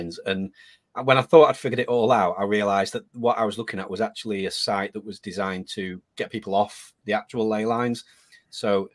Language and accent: English; Blackpool, North West England, United Kingdom; my hometown, which is called Blackpool, here in the north of England